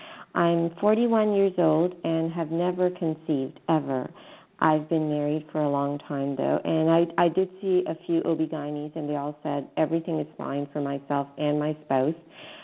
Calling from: Canada; I'm calling from Canada

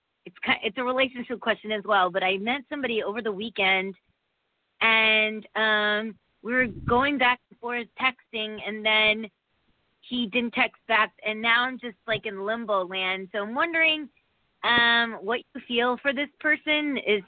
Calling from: Connecticut, United States; Hi, this is … from Connecticut.

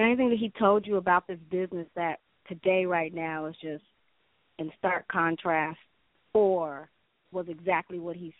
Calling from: Pasadena, California, United States; I'm calling from Pasadena.

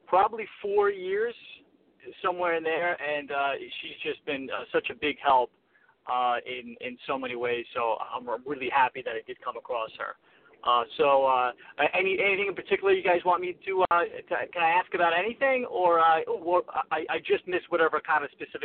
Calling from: New York, United States; I'm calling from New York.

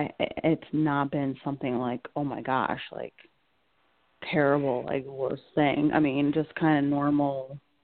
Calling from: Connecticut, United States; I'm calling from Connecticut.

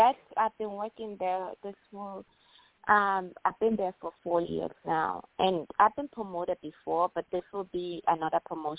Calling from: Illinois, United States; I'm calling from Illinois

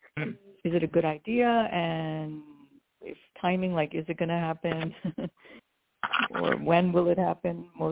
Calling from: New York, United States; calling from New York.

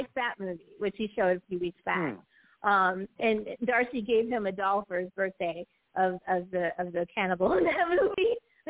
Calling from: Greensboro, North Carolina, United States; I'm calling from North Carolina, in Greensboro to be exact.

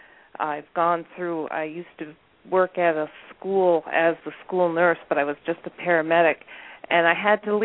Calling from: Adirondack Mountains, New York, United States; I'm calling from the Adirondack Mountains in New York.

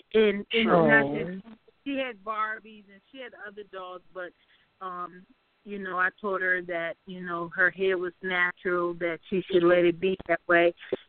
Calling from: Capitol Heights, Maryland, United States; I'm calling from Capitol Heights, Maryland.

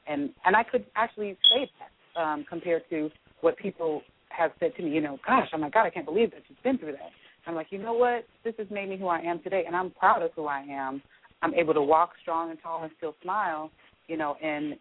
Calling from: Atlanta, Georgia, United States; I'm calling from Atlanta

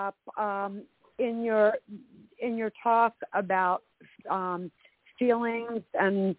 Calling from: Vero Beach, Florida, United States; I'm from Vero Beach, Florida.

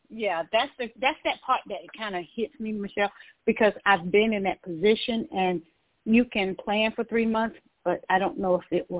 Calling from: Georgia, United States; I'm calling from Georgia.

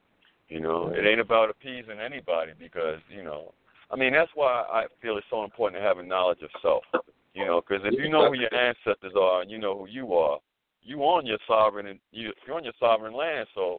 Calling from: the Carolinas, United States; I'm calling from the Carolinas.

